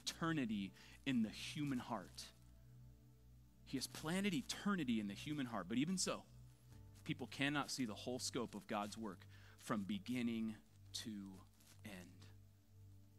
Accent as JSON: {"language": "English", "region": "Southern California", "country": "United States", "tie": "born or raised there", "said": "born and raised in Southern California"}